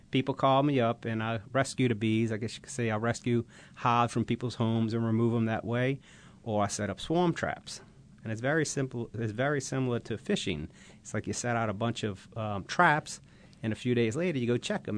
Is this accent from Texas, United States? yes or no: no; Bucktown, Louisiana, United States; as a kid growing up in Bucktown, Louisiana